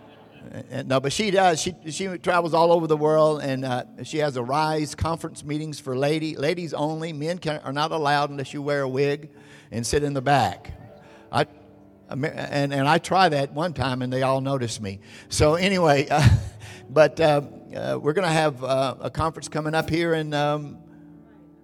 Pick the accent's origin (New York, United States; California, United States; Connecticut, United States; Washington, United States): California, United States; Orange County; we are from Orange County, California, Southern California